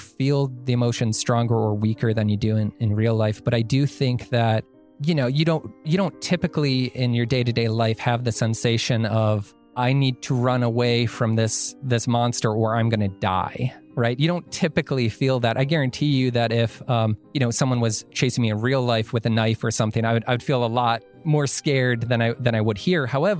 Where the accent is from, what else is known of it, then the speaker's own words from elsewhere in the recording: Illinois, United States; now in Massachusetts, United States; I moved to Massachusetts from Illinois, didn't know anyone.